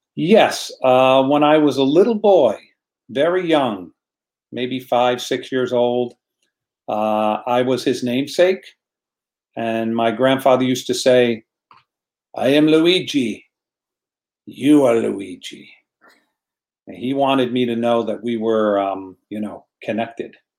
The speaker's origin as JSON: {"language": "English", "country": "United States", "tie": "born or raised there", "said": "I am American. I was born in America, uh, but Italy is in my blood."}